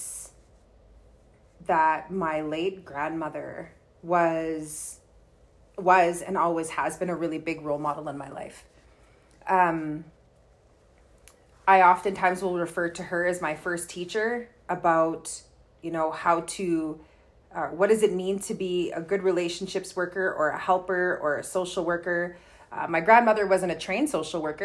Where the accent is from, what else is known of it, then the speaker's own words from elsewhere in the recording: Kehewin Cree Nation, Alberta, Canada; I'm from the Kihiwin Cree Nation right here in Treaty 6 territory